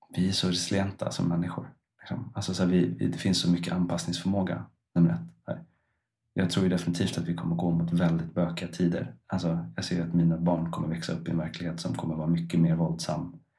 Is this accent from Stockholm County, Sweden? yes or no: yes; Stockholm, Stockholm County, Sweden; moved away as an adult; now in Iceland; jag flyttade ju från Stockholm som är liksom min på ett eller annat sätt hembygd. Alltså jag har bott där sedan jag var två tills dess att jag var